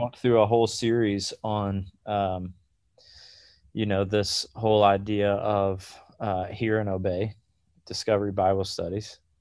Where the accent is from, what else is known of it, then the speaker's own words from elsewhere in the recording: South Georgia, United States; moved away; also born or lived in Atlanta, Georgia; I grew up in South Georgia. We moved to Atlanta.